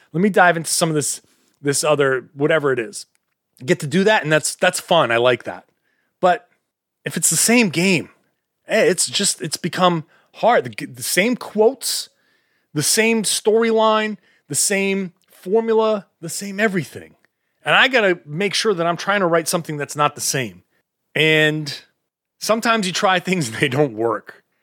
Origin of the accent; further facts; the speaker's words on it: Boston, Massachusetts, United States; I'm from the Boston area.